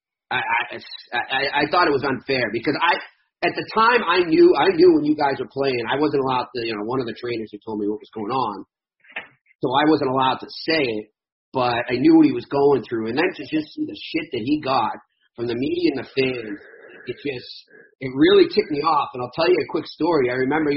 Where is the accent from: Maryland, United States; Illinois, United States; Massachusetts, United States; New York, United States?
Massachusetts, United States; Arlington; I grew up in Arlington, Mass, and being a Bruins fan